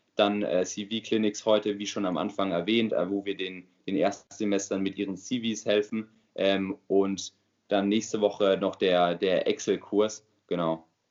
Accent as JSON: {"language": "German", "area": "near Frankfurt", "region": "Hesse", "country": "Germany", "moved": "as an adult", "lives_now": "Mannheim, Germany", "said": "ich komme selbst aus der Nähe von Frankfurt, ähm, wohne aber jetzt natürlich wegen dem Studium in Mannheim."}